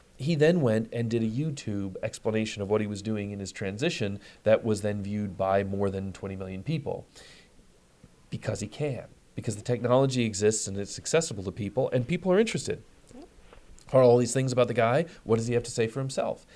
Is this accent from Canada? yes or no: no; Detroit, Michigan, United States; I'm, I'm from Detroit. I'm a Midwesterner